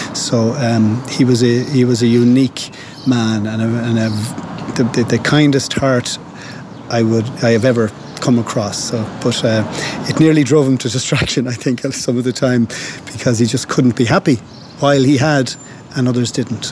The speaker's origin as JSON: {"language": "English", "town": "Galway", "region": "Connacht", "country": "Ireland", "tie": "born or raised there", "also_born_or_lived": "London"}